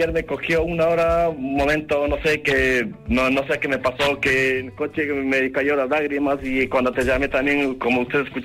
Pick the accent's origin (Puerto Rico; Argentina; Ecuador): Ecuador; now in Spain; Yo soy de Ecuador, sí.